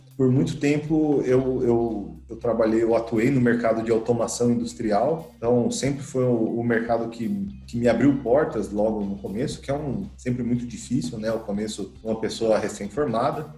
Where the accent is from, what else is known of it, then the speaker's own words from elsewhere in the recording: Santo André, São Paulo, Brazil; Eu sou natural de Santo André, aqui de São Paulo, sou, sou do ABC Paulista